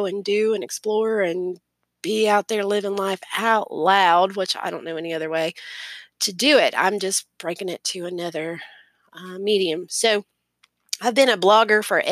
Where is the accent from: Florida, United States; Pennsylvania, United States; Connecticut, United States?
Florida, United States; accent: Southern; also born or lived in Maryland / North Carolina / Georgia / Tennessee; I've lived here in Florida, which is where I reside now, which is where I was raised